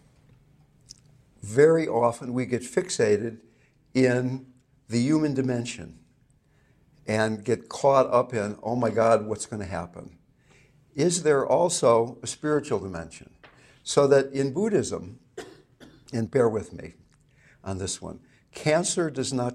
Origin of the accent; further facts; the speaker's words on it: Fairfax, California, United States; I not only come from California, I come from Marin County, okay? And I not only come from Marin County, I come from Fairfax, California